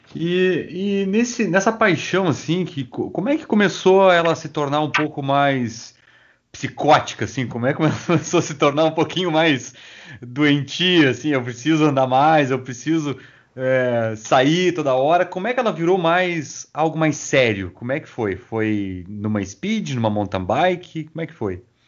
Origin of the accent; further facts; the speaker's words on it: Rio Grande, Rio Grande do Sul, Brazil; Eu sou natural de Rio Grande, e ali é plano